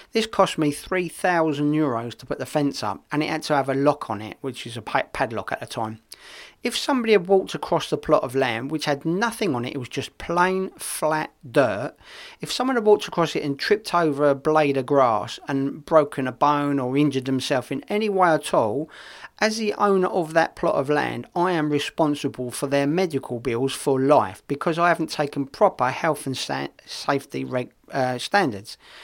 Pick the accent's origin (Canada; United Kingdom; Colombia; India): United Kingdom; England; now in Spain; being English